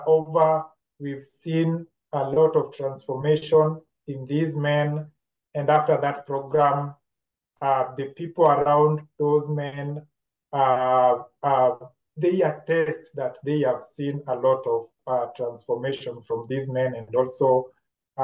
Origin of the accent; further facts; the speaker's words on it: Nairobi, Kenya; also born or lived in Meru, Kenya; So I grew up in Majengo, in a slum